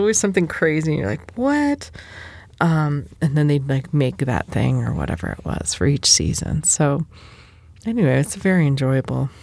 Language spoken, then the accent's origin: English; United States; I'm also American